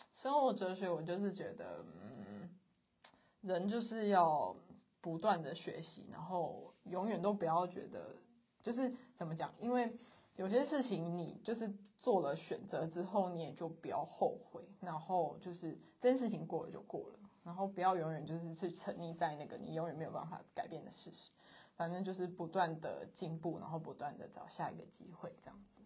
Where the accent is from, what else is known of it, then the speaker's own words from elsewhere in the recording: Kaohsiung, Taiwan; also born or lived in central Taiwan; 我们两个都是高雄人，土生土长的高雄人